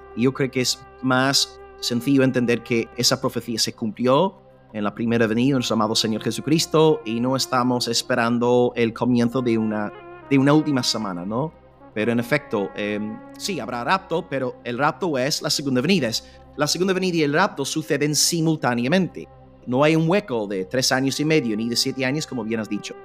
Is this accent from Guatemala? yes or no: no; United Kingdom; moved away; como británico